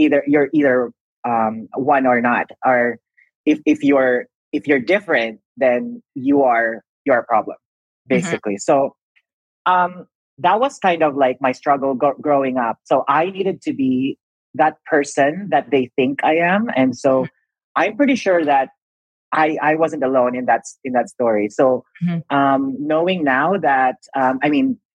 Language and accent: English; Philippines; also born or lived in Canada; now in Los Angeles, United States; My experience comes from the Philippines